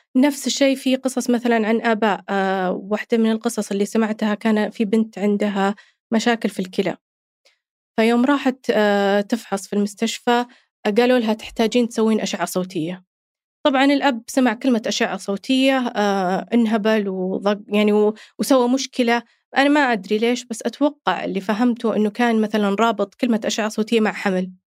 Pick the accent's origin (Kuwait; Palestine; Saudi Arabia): Saudi Arabia; عندنا هنا في السعودية